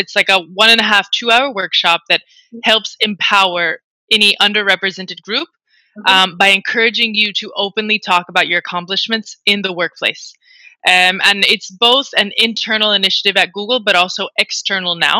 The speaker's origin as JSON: {"language": "English", "country": "United States", "moved": "yes", "lives_now": "Spain", "said": "I'm an American working in Spain"}